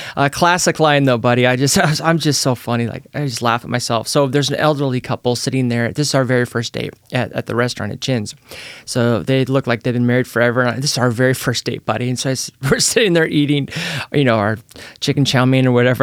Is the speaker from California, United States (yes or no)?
yes; Petaluma, California, United States; now in Salem, United States; I was born in Petaluma, California